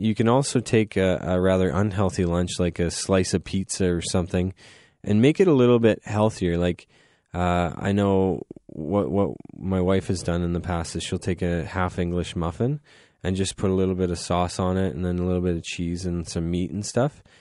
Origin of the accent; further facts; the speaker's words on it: Goderich, Ontario, Canada; now in London, Canada; I'm from Goderich, so we didn't have a cafeteria